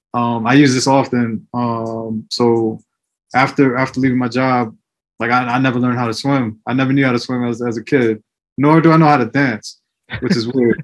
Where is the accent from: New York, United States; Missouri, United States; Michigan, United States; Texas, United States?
New York, United States; New York City; also born or lived in El Salvador; when I was younger, I was growing up in the Bronx